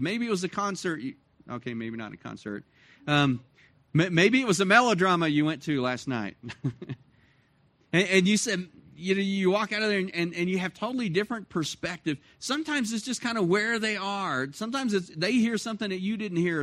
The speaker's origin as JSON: {"language": "English", "town": "Dallas", "region": "Texas", "country": "United States", "tie": "born or raised there", "moved": "as an adult", "lives_now": "Cloudcroft, United States", "said": "I grew up in Dallas, Fort Worth"}